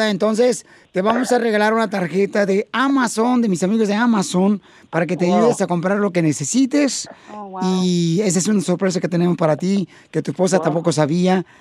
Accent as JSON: {"language": "Spanish", "country": "Nicaragua", "moved": "yes", "lives_now": "United States", "said": "Soy de Nicaragua."}